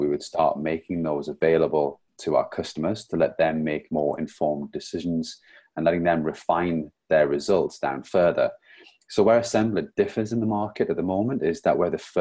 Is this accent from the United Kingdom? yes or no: yes; Newcastle upon Tyne, North East England, United Kingdom; now in St Albans, United Kingdom; Today I'm actually joining you from St. Albans, but I'm originally from Newcastle